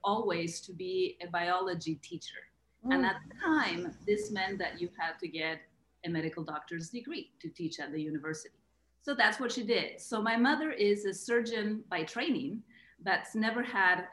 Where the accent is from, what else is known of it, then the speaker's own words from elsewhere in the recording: Argentina; moved away as an adult; I grew up in Argentina. I'm Argentinian. I lived there until I was 23 or 24.